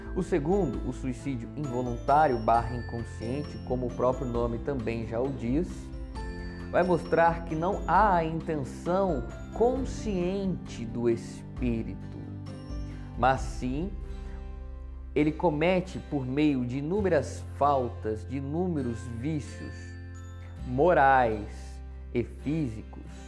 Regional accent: Taubaté, São Paulo, Brazil; sou de Taubaté, interior de São Paulo

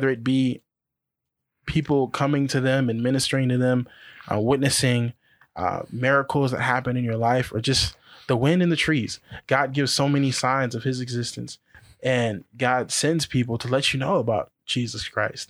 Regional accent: Colton, California, United States; I grew up in Colton.

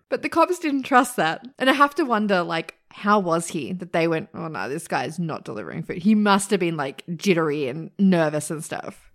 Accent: Australia; I'm Australian

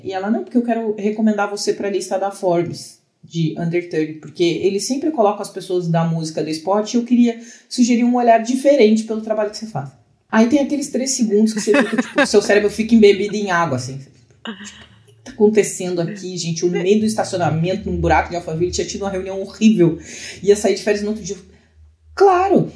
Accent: Pelotas, Rio Grande do Sul, Brazil; moved away; Eu sou de Pelotas, no Rio Grande do Sul, onde eu estou passando a quarentena

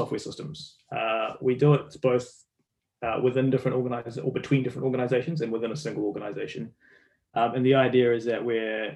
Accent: New Zealand; As you can tell from my accent, I'm from New Zealand. I'm a Kiwi.

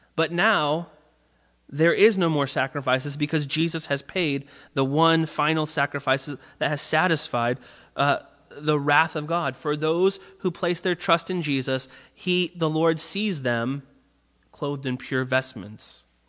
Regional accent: Orange County, California, United States; I grew up in Orange County where I was on the water a lot

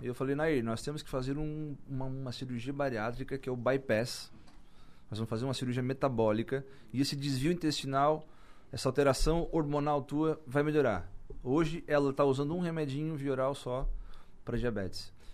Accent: Içara, Santa Catarina, Brazil; Eu sou sarense, nasci em Sara, todo mundo me conhece em Sara

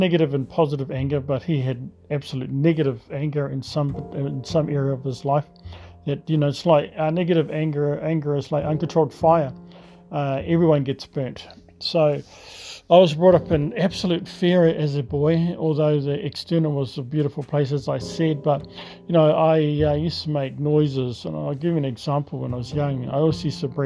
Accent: Tokomaru Bay, Gisborne, New Zealand; I was brought up on the east coast of New Zealand, a beautiful little seaside township.

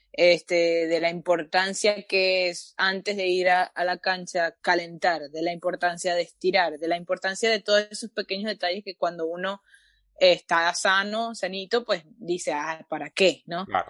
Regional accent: Venezuela; now in Canada; yo soy venezolana

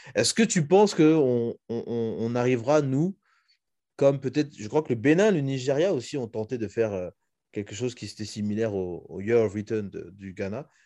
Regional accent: Republic of the Congo

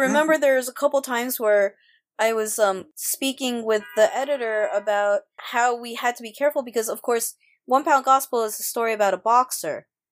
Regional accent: New York City, New York, United States; also born or lived in Japan / Osaka, Japan; I was born in Japan, came here when I was less than one and, uh, came straight to New York and grew up, uh, my whole life in New York City

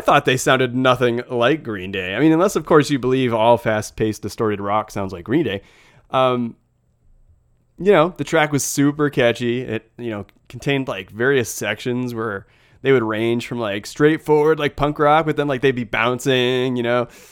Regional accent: United States; As an American

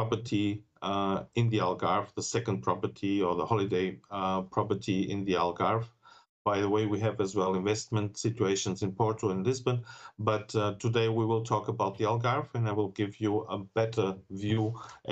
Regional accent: Germany; English is a second language; moved away as an adult; now in Portugal; I was born in Germany, so I speak very good German, sometimes better than Portuguese.

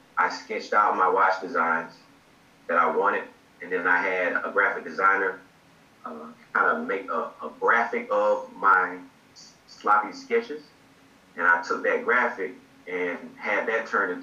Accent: Georgia, United States; moved away as an adult; now in Virginia, United States; I'm actually from Georgia

